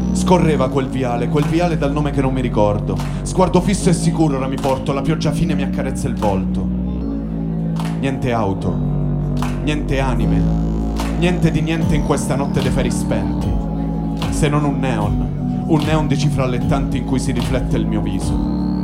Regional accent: Fasano, Apulia, Italy; moved away as an adult; now in Turin, Italy

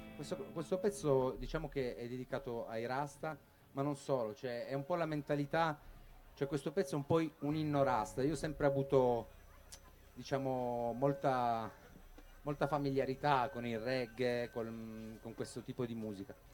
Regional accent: Bagnara Calabra, Calabria, Italy; moved away; il mio paese Bagnara Calabra

